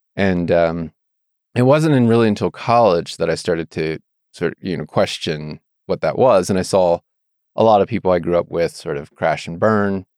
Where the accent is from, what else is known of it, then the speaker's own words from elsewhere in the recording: Annapolis, Maryland, United States; moved away as an adult; also born or lived in Virginia / Idaho; now in Moscow, Idaho, United States; I grew up in Maryland